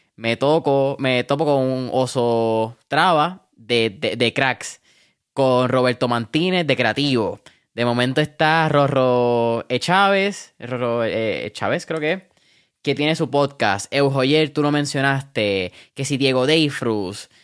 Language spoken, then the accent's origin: Spanish; Puerto Rico; como puertorriqueño